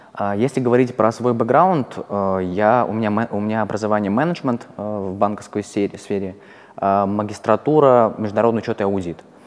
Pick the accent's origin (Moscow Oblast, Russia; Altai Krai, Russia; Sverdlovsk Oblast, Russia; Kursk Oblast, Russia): Kursk Oblast, Russia; Kursk; moved away as an adult; also born or lived in Moscow; я вообще не из Москвы, я из Курска, а, я когда перебрался в Москву